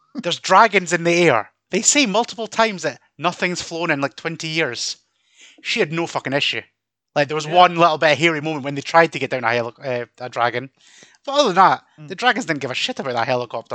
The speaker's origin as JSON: {"language": "English", "region": "Scotland", "country": "United Kingdom", "said": "we Scottish talk Scottish, and we've got about 30 different dialects up here."}